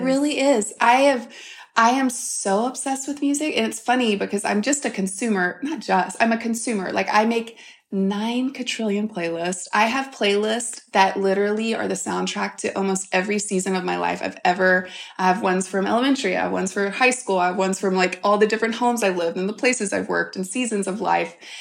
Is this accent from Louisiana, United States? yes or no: yes; St. Francisville, Louisiana, United States; I grew up in South Louisiana, grew up on a farm in a tiny, tiny town.